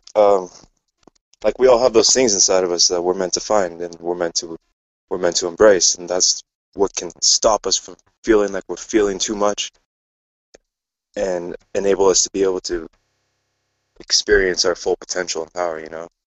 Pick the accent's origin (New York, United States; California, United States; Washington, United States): Washington, United States; Eastern; I'm from Washington, United States, Eastern Washington